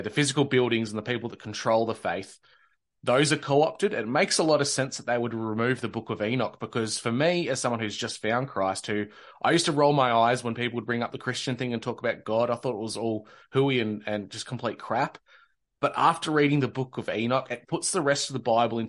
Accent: Australia; born or raised there

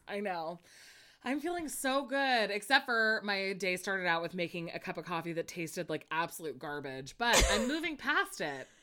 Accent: Monterey Bay, California, United States; I'm from the Monterey Bay, and kelp is one of our most proud things that we have there.

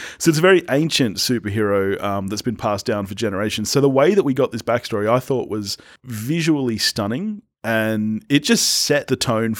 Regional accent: Australia; This is one of the few times I love being an Australian film fan, is that we get these movies

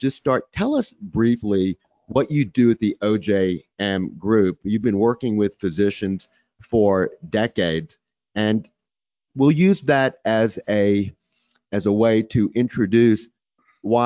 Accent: Texas, United States; I'm from Texas

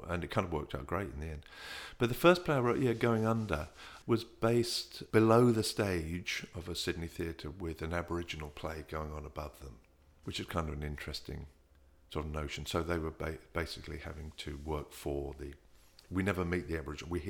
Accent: England, United Kingdom; growing up in England, you never deal with your

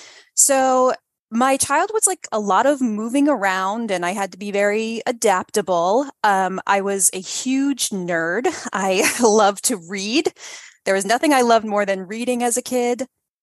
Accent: Delaware, United States; also born or lived in Detroit; I grew up mostly in Delaware. My family moved around a lot because of my dad's job.

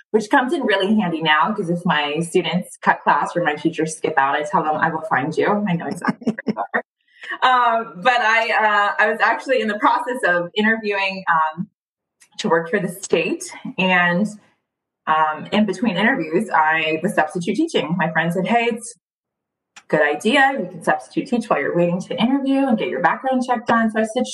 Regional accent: Alexandria, Virginia, United States; English is a second language; moved away as an adult; now in Los Angeles, United States; I'm originally from the Washington, D.C. area. I am from right outside of Alexandria, Virginia, and I currently live in Los Angeles.

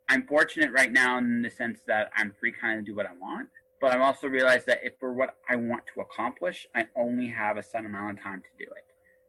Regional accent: Oshawa, Ontario, Canada; born there; also born or lived in Milton / Windsor / London, Ontario; I moved around a lot when I was a kid. I was born in Oshawa, lived in Milton, moved as a kid to Windsor, went back to Oshawa, then went to Park Hill, Ontario, went to London, Ontario, spent my summers in Detroit, Michigan

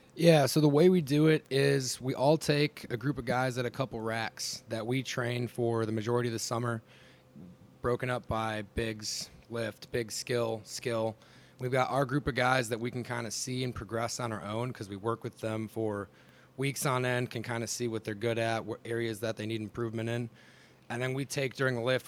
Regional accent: Rhinelander, Wisconsin, United States; moved away; I grew up in a small town in northern Wisconsin called Rhinelander

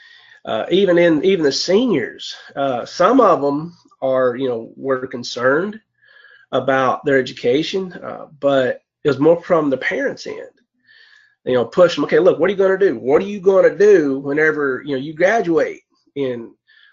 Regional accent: Lee County, Virginia, United States; I'm from Lee County, Virginia

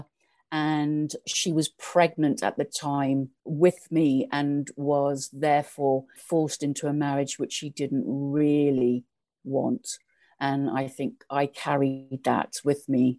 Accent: Eastbourne, South East England, United Kingdom; also born or lived in Hastings / East Africa; Eastbourne, the coast

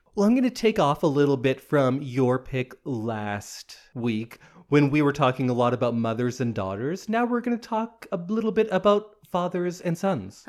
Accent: Edmonton, Alberta, Canada; I was born in Edmonton.

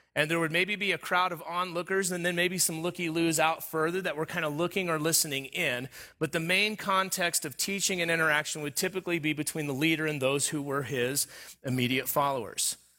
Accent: Southern California, United States; moved away; I grew up in Southern California. All of my formative years was, was in Southern California. Uh, not the beach, uh, but the desert

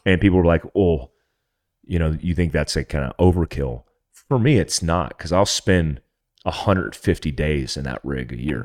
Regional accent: North Carolina, United States; I grew up Jeeping in North Carolina in my T J

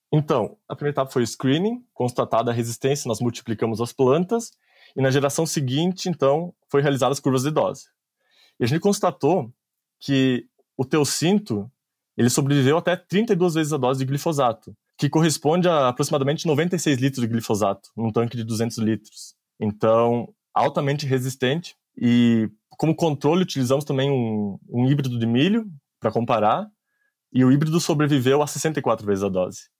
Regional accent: Anta Gorda, Rio Grande do Sul, Brazil; moved away as an adult; also born or lived in Colorado, United States; eu sou natural de Antagorda, no Rio Grande do Sul

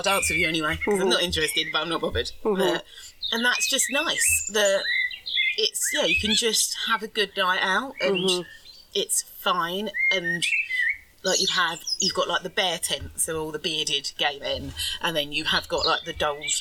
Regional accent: London, United Kingdom; I'm from London

